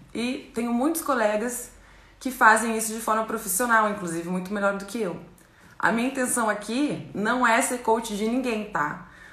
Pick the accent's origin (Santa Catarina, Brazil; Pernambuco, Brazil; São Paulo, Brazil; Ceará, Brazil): Santa Catarina, Brazil; Chapecó; also born or lived in Manhattan, Kansas, United States / El Salvador / Rome, Italy; now in Cairo, Egypt; Nasci em Chapecó, Santa Catarina é, interior do estado